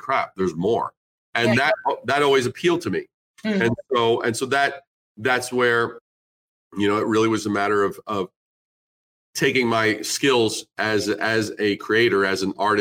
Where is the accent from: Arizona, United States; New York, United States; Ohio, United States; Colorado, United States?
New York, United States; growing up in New York